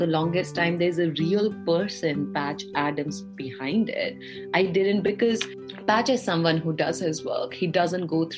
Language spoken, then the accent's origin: English; India; now in United States; I grew up in India, very proud Indian-American